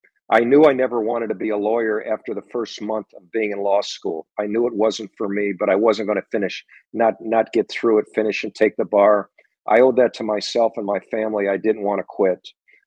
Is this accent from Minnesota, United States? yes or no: yes; Minneapolis, Minnesota, United States; having him be an icon and a mentor for me growing up in Minneapolis